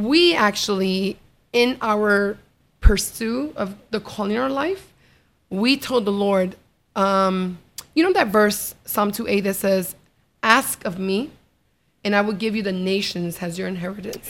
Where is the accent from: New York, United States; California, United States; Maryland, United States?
New York, United States; I was brought up in New York